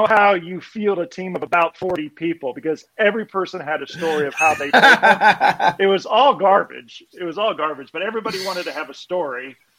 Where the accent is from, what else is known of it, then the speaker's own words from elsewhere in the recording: Cuyahoga Falls, Ohio, United States; I grew up just in Cuyahoga Falls, which is not too far away.